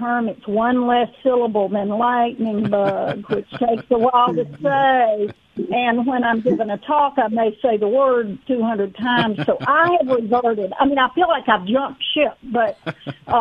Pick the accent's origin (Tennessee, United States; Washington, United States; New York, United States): Tennessee, United States; East; Like any southern girl, I grew up in East Tennessee, and I just grew up with lightning bugs is what we call them